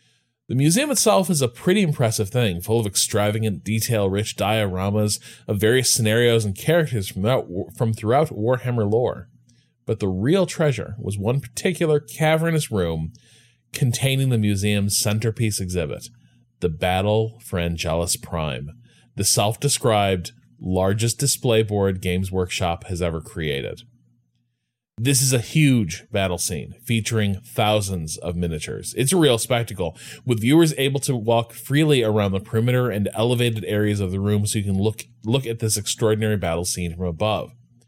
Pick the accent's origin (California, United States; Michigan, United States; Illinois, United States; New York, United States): Illinois, United States; Chicago; born or raised there